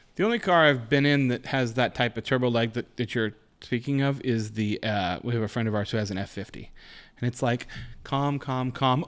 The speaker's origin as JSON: {"language": "English", "town": "Spokane", "region": "Washington", "country": "United States", "tie": "born or raised there", "said": "outside of Spokane, outside my hometown."}